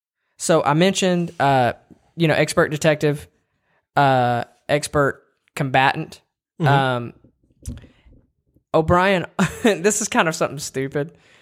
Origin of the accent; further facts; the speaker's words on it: Tennessee, United States; we're from Tennessee.